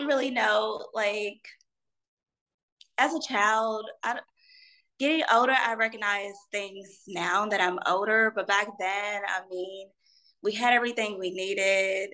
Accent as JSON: {"language": "English", "town": "Louisville", "region": "Kentucky", "country": "United States", "tie": "born or raised there", "said": "We're actually from Louisville, Kentucky. We grew up here"}